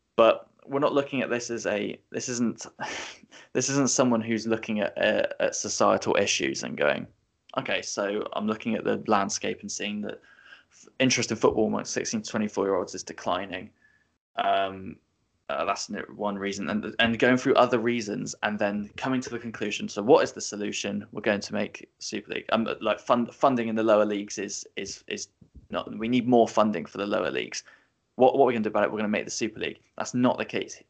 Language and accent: English; England, United Kingdom; as a English born uh, you know, teenager now in his twenties